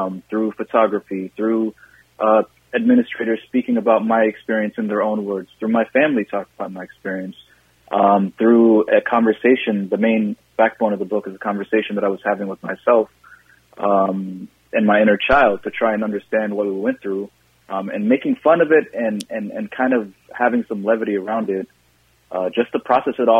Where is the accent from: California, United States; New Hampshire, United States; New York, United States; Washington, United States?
Washington, United States; Seattle; moved away as an adult; also born or lived in Somalia; now in Minnesota, United States; I grew up in Seattle, and I've lived in Minnesota for 5 or 6 years now